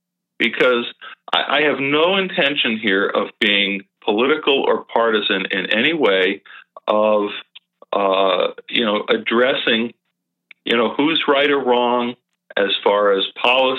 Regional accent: Thousand Oaks, California, United States; my hometown about a mile from where I used to live for many, many years at the borderline here in Thousand Oaks, California

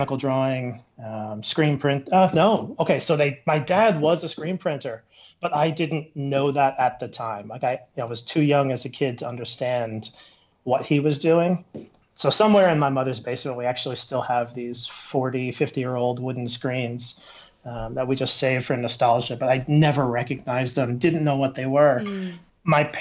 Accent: New York, United States; moved away as an adult; now in Denver, United States; I'm from New York, but I moved out to Denver about 5 years ago

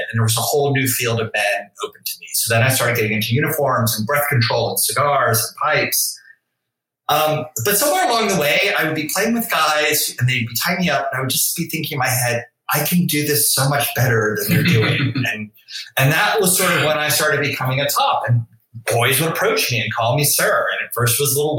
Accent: New Orleans, Louisiana, United States; I grew up in New Orleans

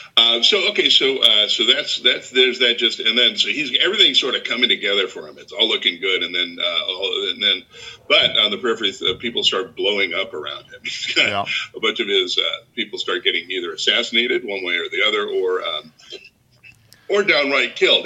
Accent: United States; as an American

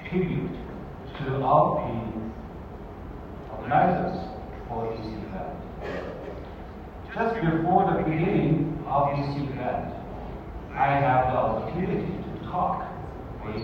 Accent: Zhejiang, China; moved away as an adult; now in South Africa; Zhejiang is also my hometown

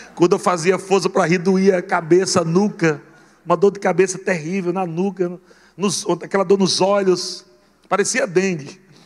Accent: Natal, Rio Grande do Norte, Brazil; fui criado meu largado, lá em Natal, Rio Grande do Norte

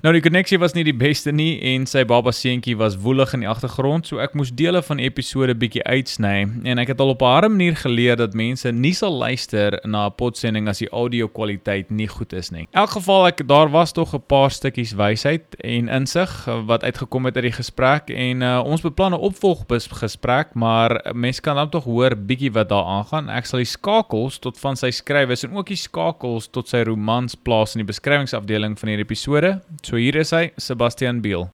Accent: Pretoria, Gauteng, South Africa; ek is oorspronklik van Pretoria af

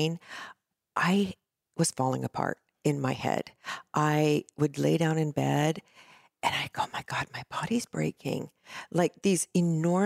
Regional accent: California, United States; also born or lived in New Jersey; now in Laguna Beach, United States; a transplant here at age 6. So California yes

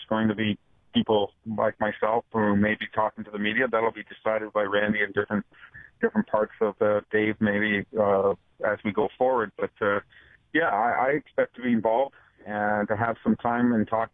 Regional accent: Ontario, Canada; moved away; I grew up in Ontario

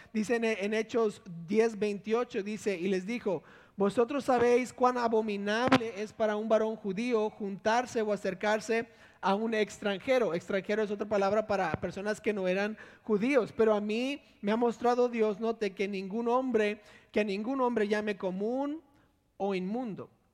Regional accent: Monterrey, Nuevo León, Mexico; born or raised there; also born or lived in Villahermosa, Tabasco, Mexico

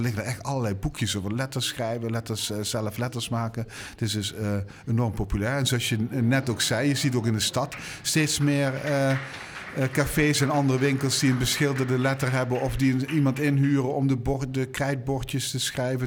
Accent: Limburg, Netherlands; ik ben Limburger

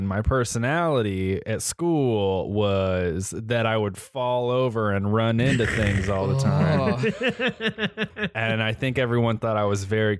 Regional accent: Colorado, United States; he's in my home state of Colorado.

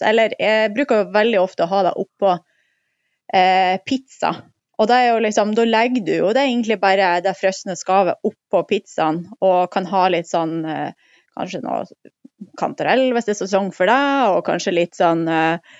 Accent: Mosjøen, Nordland, Norway; i Mosjøen, der jeg kommer fra

